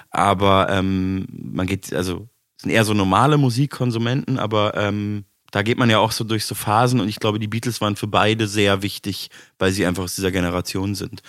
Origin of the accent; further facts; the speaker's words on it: Munich, Bavaria, Germany; moved away as an adult; now in Berlin, Germany; meiner Heimatstadt zu tun hat, weil ich da halt aufgewachsen